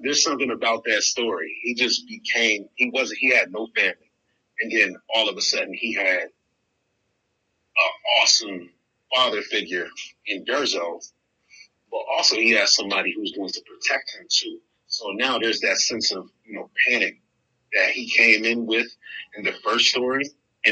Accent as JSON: {"language": "English", "town": "Erie", "region": "Pennsylvania", "country": "United States", "said": "I'm from Erie, PA. You know, I'm an author out of Erie, PA"}